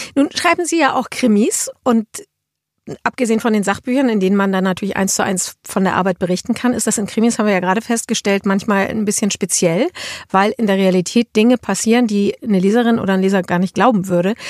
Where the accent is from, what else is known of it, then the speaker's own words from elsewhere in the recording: Schleswig-Holstein, Germany; wir sind ja beide Schleswig-Holsteiner